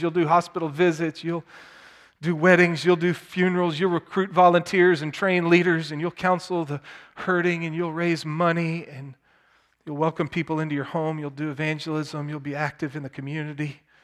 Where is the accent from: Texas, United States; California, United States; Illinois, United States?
Texas, United States; Plano; I grew up in Plano, Texas